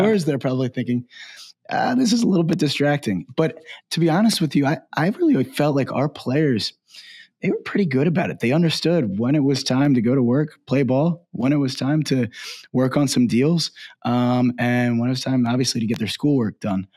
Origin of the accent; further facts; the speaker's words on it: Baltimore, Maryland, United States; I'm from Baltimore, uh, grew up there